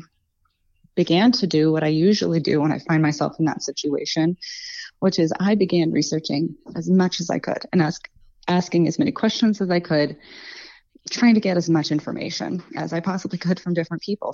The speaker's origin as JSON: {"language": "English", "area": "Montgomery County", "region": "Virginia", "country": "United States", "tie": "born or raised there", "lives_now": "Radford, United States", "said": "I grew up in Montgomery County, right next door."}